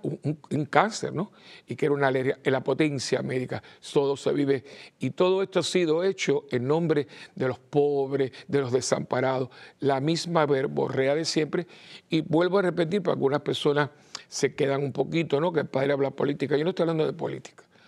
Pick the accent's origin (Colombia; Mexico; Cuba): Cuba; now in Puerto Rico; yo nací en Cuba y, estoy al tanto también, aunque estoy en Puerto Rico